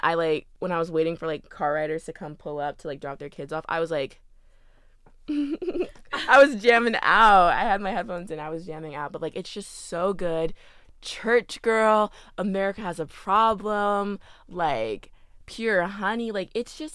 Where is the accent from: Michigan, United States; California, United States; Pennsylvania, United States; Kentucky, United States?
Kentucky, United States; Louisville; Louisville. My hometown